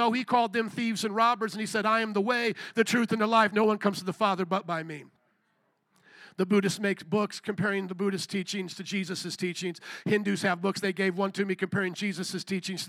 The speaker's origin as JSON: {"language": "English", "country": "United States"}